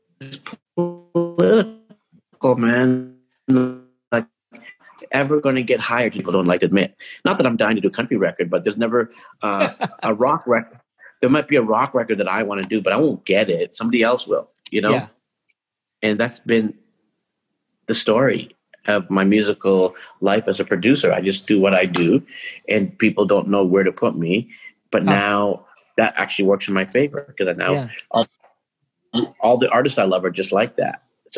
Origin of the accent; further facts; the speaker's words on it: Toronto, Ontario, Canada; now in Vancouver, Canada; Toronto has really changed from when we grew up in Toronto